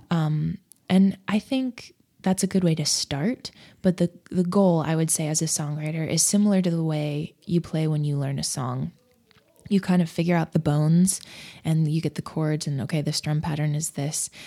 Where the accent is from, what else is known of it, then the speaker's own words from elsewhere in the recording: Nebraska, United States; also born or lived in Fort Collins, Colorado; I was born in Nebraska